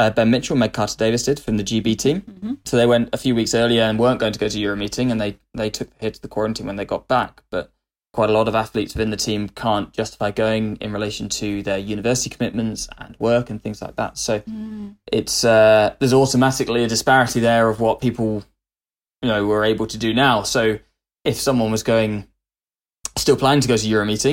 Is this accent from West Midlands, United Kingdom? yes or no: yes; West Midlands, United Kingdom; I was a West Mids boy through and through